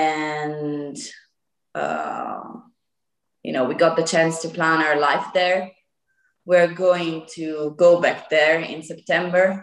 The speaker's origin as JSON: {"language": "English", "area": "close to Lake Como", "region": "Lombardy", "country": "Italy", "second_language": "English", "said": "I'm 24, almost 25 gosh. And I am from the north of Italy, close to Lake Como"}